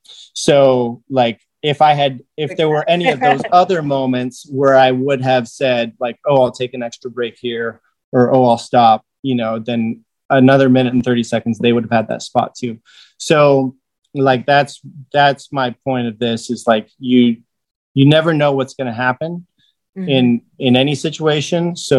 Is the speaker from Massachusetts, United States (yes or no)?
no; Arizona, United States; Because I came from Arizona and people were like, oh, you brought the heat with you.